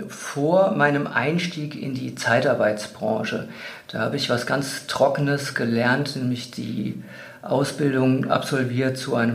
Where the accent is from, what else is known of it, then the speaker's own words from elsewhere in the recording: Wiesbaden, Hesse, Germany; fand mich dann als Personaldisponent in einer ganz kleinen Niederlassung in meiner alten Heimatstadt in Wiesbaden wieder.